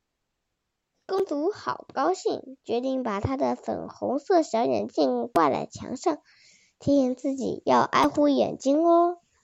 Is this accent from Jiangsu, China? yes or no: yes; Suzhou, Jiangsu, China; 我是来自江苏苏州的